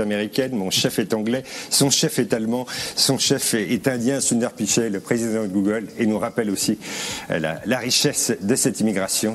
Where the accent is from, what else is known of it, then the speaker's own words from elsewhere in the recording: France; Mon père est français, je suis français, ma mère est suisse